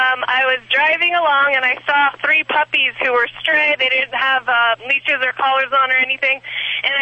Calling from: Pasadena, California, United States; I'm calling from, I'm actually at the Rose Bowl.

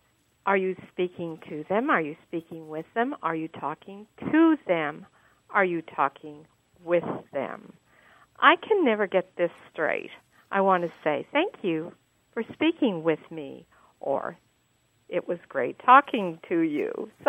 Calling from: Dallas, Texas, United States; Hi, I'm from Dallas, Texas.

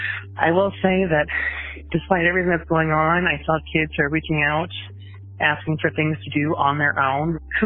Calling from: Fort Wayne, Indiana, United States; calling from Fort Wayne, Indiana.

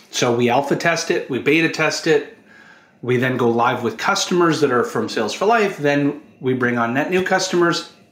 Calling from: Toronto, Ontario, Canada; I'm joining us from Toronto, Canada.

